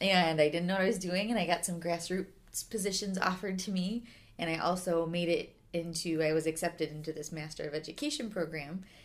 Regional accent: Schaumburg, Illinois, United States; also born or lived in McAllen, Texas; I came back home to, I'm from Schaumburg, so kind of to this area

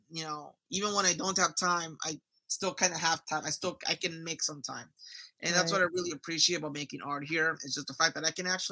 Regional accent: Los Angeles, California, United States; moved away as an adult; also born or lived in Long Beach; I grew up in Southeast

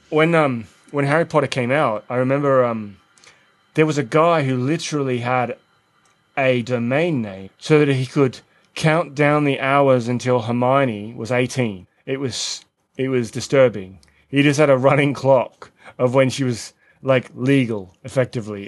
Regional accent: Australia; moved away; we're both Australian

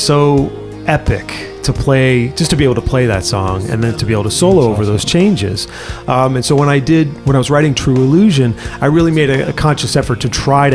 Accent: Worcester, Massachusetts, United States; I grew up in Worcester, Massachusetts, in the middle of the state.

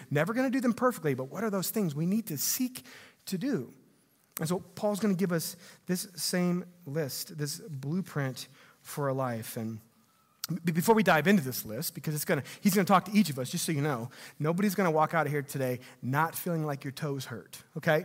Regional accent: Missouri, United States; growing up in Missouri

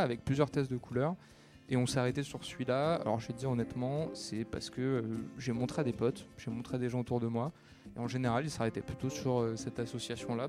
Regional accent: Paris, Île-de-France, France; Je suis né à Paris, moi. J'ai tout le temps vécu à Paris

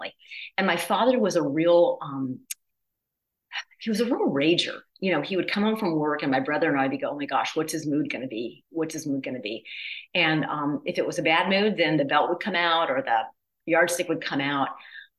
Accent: Midwest, United States; also born or lived in the South; I was born in the South and I grew up in the Midwest

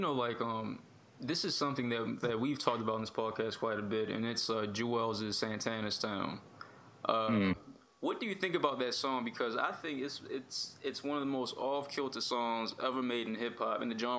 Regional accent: Baltimore, Maryland, United States; we're from Baltimore

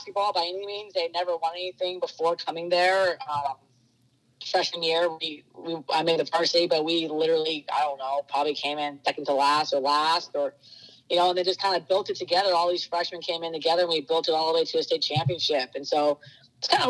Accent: Kauai, Hawaii, United States; moved away; also born or lived in Orange County, California; We grew up in Hawaii. Actually, grew up in Kauai and play with all the boys

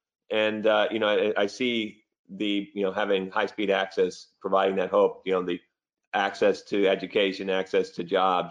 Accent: North Carolina, United States; also born or lived in Virginia; I was born in Virginia, and it was Appalachian Mountains. And then I spent most of my life in North Carolina

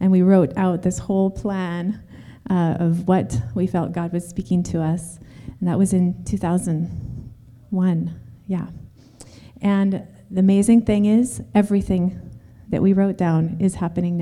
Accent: Seattle, Washington, United States; moved away as an adult; also born or lived in Haiti; I went on my first missions trip there from Washington State. I'm from Seattle area

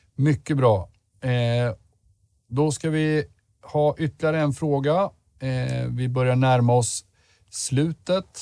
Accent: Södermanland, Sweden; som den sörmlänning jag är

